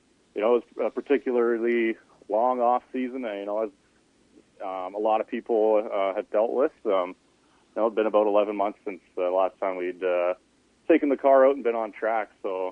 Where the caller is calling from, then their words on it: Edmonton, Alberta, Canada; Hey there. I'm in Edmonton.